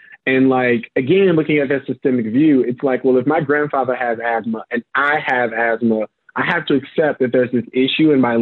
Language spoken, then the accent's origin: English; St. Louis, Missouri, United States; now in Chicago, United States; I'm originally from Missouri, St. Louis, Missouri